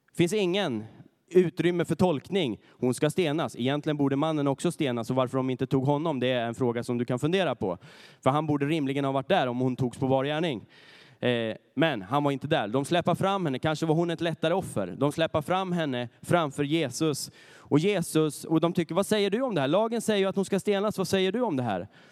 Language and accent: Swedish; Närke, Örebro County, Sweden; moved away; där jag kommer ifrån, ifrån Närke